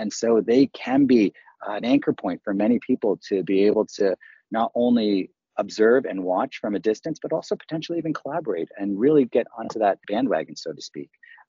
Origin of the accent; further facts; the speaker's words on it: Canada; if people haven't figured out, I am Canadian raised. So Wayne Gretzky is very near and dear to my heart. I idolized him as a kid growing up.